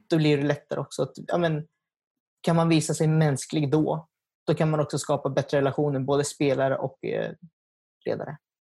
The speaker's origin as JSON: {"language": "Swedish", "town": "Nykvarn", "region": "Stockholm County", "country": "Sweden", "first_language": "Swedish", "said": "Jag är från Nykvarn, som ligger utanför Södertälje"}